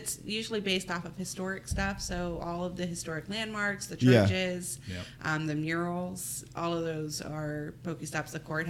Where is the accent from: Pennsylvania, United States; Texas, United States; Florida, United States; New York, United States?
Florida, United States; Tampa; moved away as an adult; also born or lived in Inverness, Florida; now in Dade City, United States; I was raised in Tampa. I was raised in Palmetto Beach near Ybor City, and it's just a small neighborhood. And so that was my life for the first 18 years. And then I rebelled and moved up north with a boyfriend.